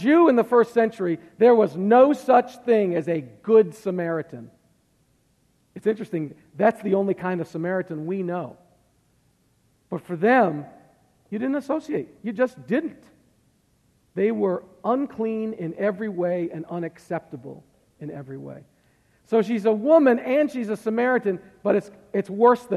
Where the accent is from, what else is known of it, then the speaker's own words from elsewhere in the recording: Massachusetts, United States; moved away; I'm from Massachusetts and everybody's Catholic up there